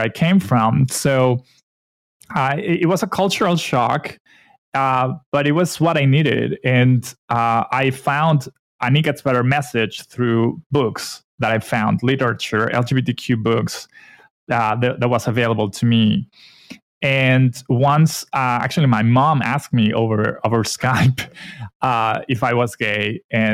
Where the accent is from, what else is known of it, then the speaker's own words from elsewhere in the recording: Mexico; also born or lived in Vancouver, Canada; I'm from Mexico